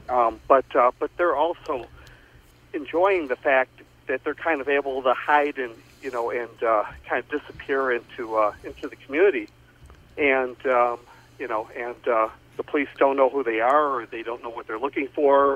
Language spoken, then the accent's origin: English; Joliet, Illinois, United States; about five or six houses up the street from where I grew up in Joliet